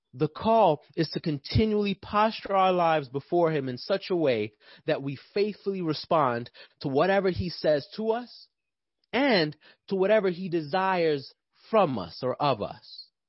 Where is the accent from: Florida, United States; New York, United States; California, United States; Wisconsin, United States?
New York, United States; now in Atlanta, United States; I'm from New York